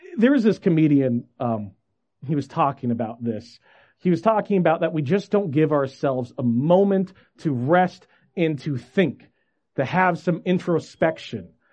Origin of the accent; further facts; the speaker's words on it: Federal Way, Washington, United States; I grew up in Washington. St. Luke's uh, Lutheran Church was my home church, just in Federal Way, south of Seattle